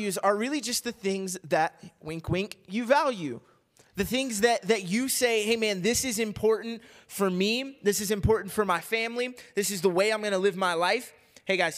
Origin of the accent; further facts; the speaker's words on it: Kentucky, United States; moved away as an adult; also born or lived in Missouri; now in Arizona, United States; when I was growing up in Kentucky